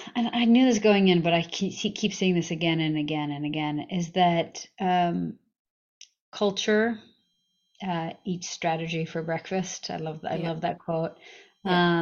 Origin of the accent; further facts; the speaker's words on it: Massachusetts, United States; moved away as an adult; also born or lived in Russia; now in California, United States; I mostly grew up in uh, on the East Coast in Massachusetts